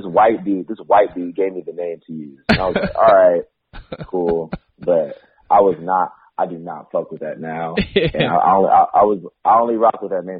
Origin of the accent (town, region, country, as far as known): San Diego, California, United States; born or raised there; moved away as an adult; now in Los Angeles, United States